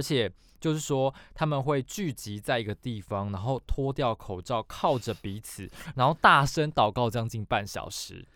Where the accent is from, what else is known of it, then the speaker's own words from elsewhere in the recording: Taiwan; 我们台湾人